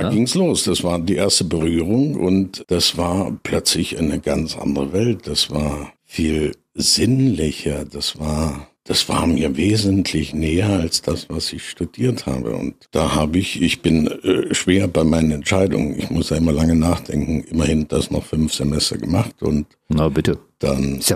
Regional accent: Freiberg, Saxony, Germany; Und äh, ja, ich bin aufgewachsen in Freiberg. Äh, mein Großvater war Schmiedemeister.

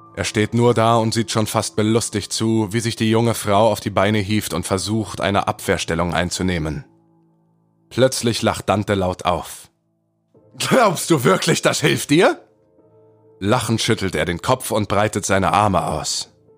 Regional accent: Berlin, Germany; bin junge 27 Jahre alt oder jung, ähm, komme aus Berlin

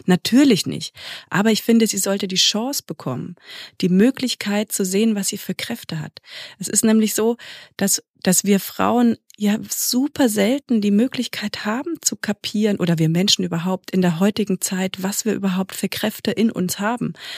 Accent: Germany; hier bei uns in Deutschland

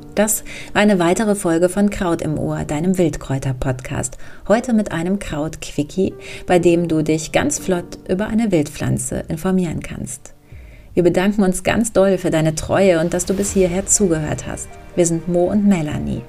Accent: Hambach Forest area, North Rhine-Westphalia, Germany; moved away; also born or lived in Dortmund; in meiner alten Heimat

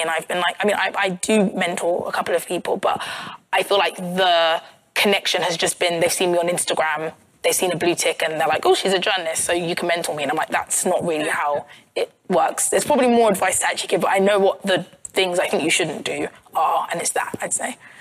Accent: Croydon, London, United Kingdom; i'm from croydon which is in south london

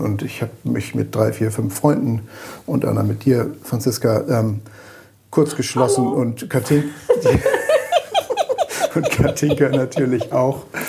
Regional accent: Germany; als Deutsche

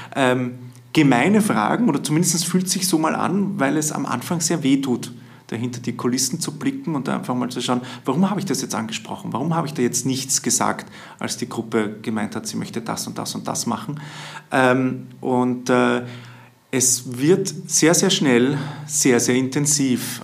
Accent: Vienna, Austria; bei uns in Wien

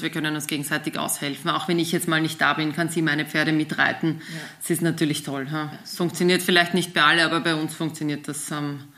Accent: Austria; und haben uns dann eben einen Trainer gesucht. auch bei uns in Österreich

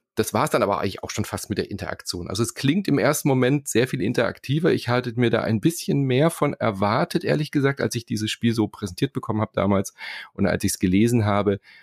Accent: Germany; hier bei uns in Deutschland

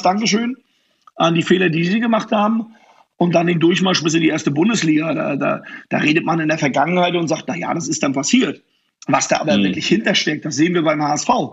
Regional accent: Rostock, Mecklenburg-Vorpommern, Germany; wenn du dann in Rostock groß bist

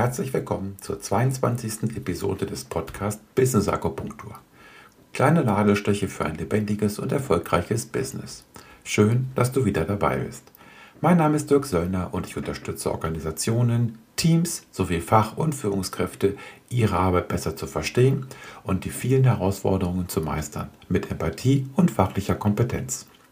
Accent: Göttingen, Lower Saxony, Germany; in meiner Heimat Göttingen

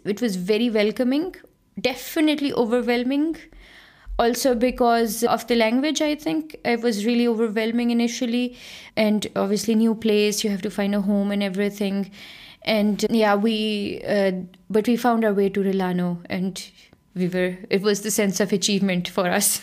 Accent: Lahore, Punjab, Pakistan; moved away as an adult; also born or lived in Netherlands; now in Germany; I grew up in Lahore in Pakistan

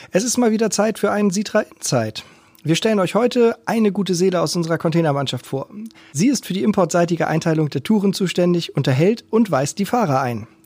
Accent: Hamburg, Germany; Alles klar, ja, ich auch.

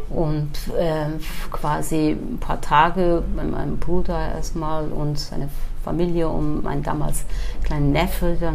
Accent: Turkey; now in Germany; ich bin geboren in der Türkei im kurdischen Teil.

